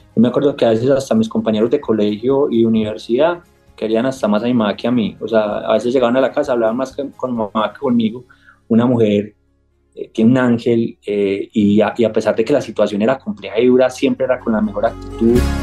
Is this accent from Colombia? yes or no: yes; Medellín, Antioquia, Colombia; accent: paisa; also born or lived in Remedios, Antioquia; Yo soy paisa, nací en un, en un, pueblo aquí en Antioquia que se llama Remedios, Antioquia